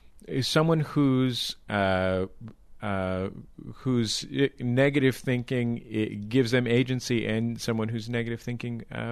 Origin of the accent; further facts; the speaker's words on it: San Francisco, California, United States; growing up in San Francisco